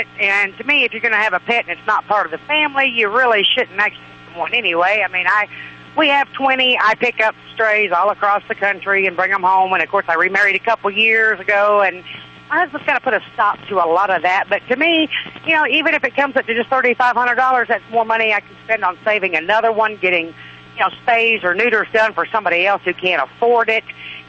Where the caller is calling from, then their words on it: Missouri, United States; I'm in just about halfway across Missouri on I-70, heading west, going to British Columbia.